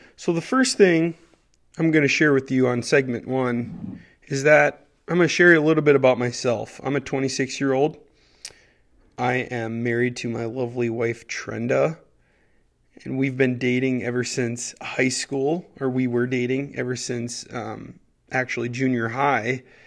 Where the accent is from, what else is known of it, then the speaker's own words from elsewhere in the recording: Bertha, Minnesota, United States; I'm actually from Bertha, Minnesota. It's a tiny little town